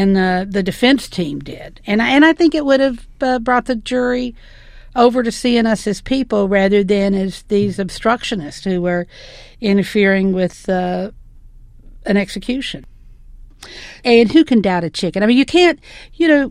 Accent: the South, United States; I'm from the South, obviously, and growing up, we always went to the Mid-South Fair.

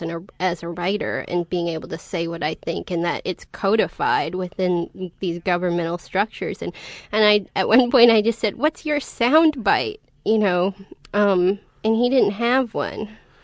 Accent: Montana, United States; I'm from Montana.

